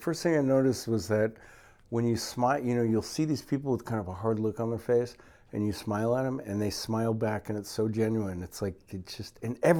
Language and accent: English; San Francisco, California, United States; moved away as an adult; also born or lived in Los Angeles, United States; now in Phuket, Thailand; I grew up actually in San Francisco.